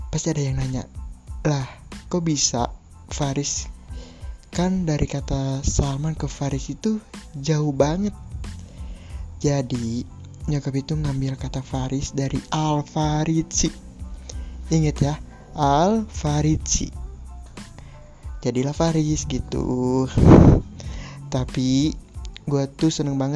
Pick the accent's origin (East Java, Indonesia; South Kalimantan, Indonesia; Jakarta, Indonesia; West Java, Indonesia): West Java, Indonesia; Bekasi; born there; gue juga lahir di Bekasi usia gue sekarang 20 tahun